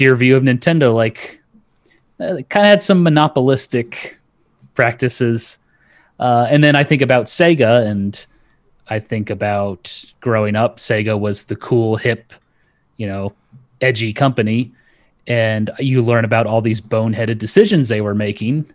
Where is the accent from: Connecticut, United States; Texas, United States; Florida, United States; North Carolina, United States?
North Carolina, United States; also born or lived in Okinawa, Japan; I grew up in North Carolina